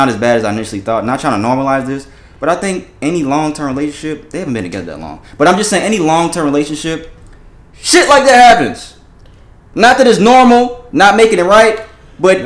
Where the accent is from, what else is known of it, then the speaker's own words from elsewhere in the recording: Florida, United States; because I'm from down south, I'm originally from Florida